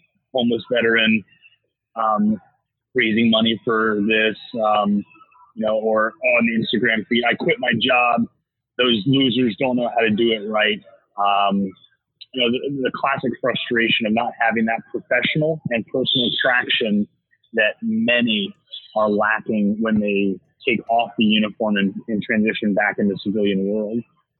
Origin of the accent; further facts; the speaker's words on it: Williamsburg, Virginia, United States; born there; I was born in Williamsburg, Virginia.